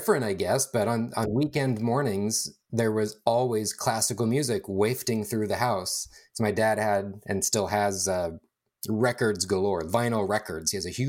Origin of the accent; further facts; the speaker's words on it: California, United States; Born and raised in Northern California, the East San Francisco Bay.